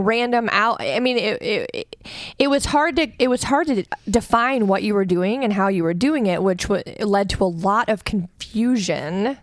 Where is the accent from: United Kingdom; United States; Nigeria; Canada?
United States; we Americans